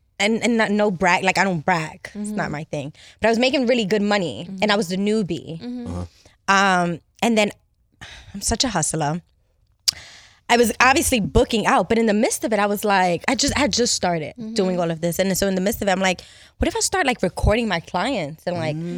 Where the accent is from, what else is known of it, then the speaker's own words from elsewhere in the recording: New York City, New York, United States; I'm from Harlem. Harlem. Uptown, West Side.